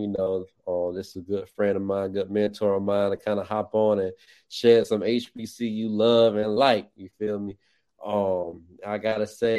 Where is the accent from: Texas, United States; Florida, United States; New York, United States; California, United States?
Florida, United States; Orlando; now in Nashville, United States; And although I'm up here in Nashville, Tennessee, currently I am an originator from Orlando, Florida.